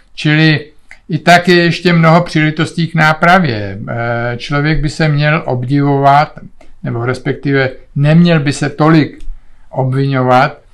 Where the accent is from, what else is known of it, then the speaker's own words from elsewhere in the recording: Czechia; moved away as an adult; also born or lived in Olomouc / Canada; jsme Češi